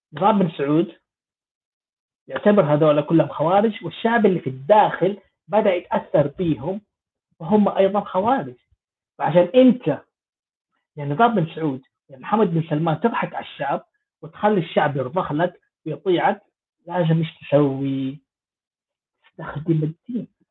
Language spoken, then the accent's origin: Arabic; Jeddah, Makkah Province, Saudi Arabia; moved away; أنا من جدة